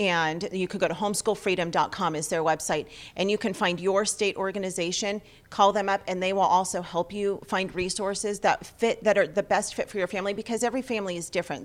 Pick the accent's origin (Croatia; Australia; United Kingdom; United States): United States; Los Angeles, California; we're from Los Angeles